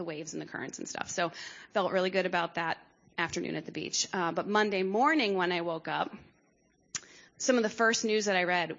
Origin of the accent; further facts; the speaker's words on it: Bucks County, Pennsylvania, United States; Growing up in Bucks County